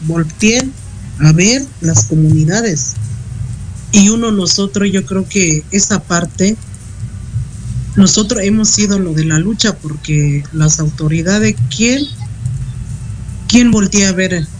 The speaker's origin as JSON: {"language": "Spanish", "country": "Mexico", "said": "como mexicanos"}